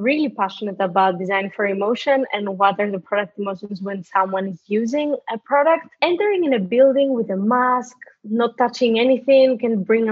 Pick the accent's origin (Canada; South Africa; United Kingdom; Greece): Greece; moved away; I'm originally from Greece. I grew up there